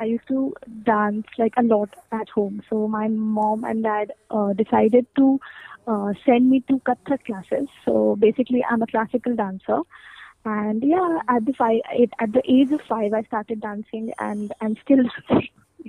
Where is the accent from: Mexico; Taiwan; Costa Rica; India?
India; Mathura, Uttar Pradesh; now in Jabalpur, India; So right now I am not in the place I am from, like the native place. I am from Delhi Mathura side, which is my native place, but I am also not there. I am at the place in Madhya Pradesh near Jabalpur.